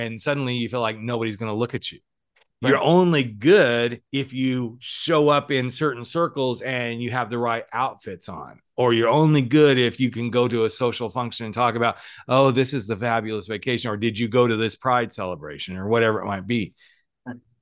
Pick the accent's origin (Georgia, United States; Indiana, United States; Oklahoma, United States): Oklahoma, United States; Texas; born or raised there; moved away